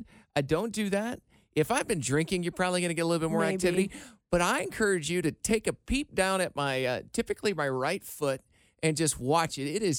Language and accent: English; Iowa, United States; my hometown dealership in Iowa.